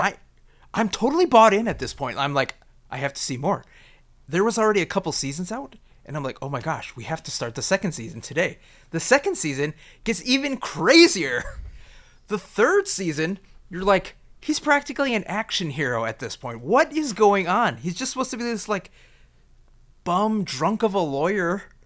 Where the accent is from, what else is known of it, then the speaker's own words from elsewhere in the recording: United States; me as an American